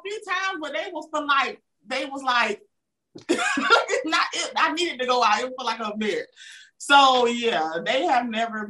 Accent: the South, United States; accent: Southern; Especially from the South, when we have an accent, you know, I think a lot of us didn't realize we had an accent until we started talking to people from other places. Like, I didn't realize I had an accent until I went to college.

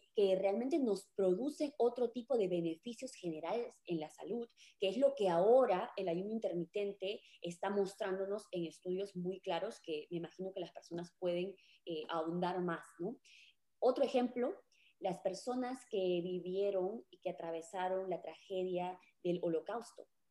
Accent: Peru; now in United States; yo soy peruana y me mudé a vivir aquí a Estados Unidos

